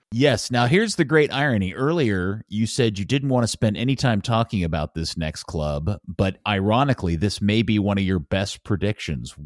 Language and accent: English; United States; as an American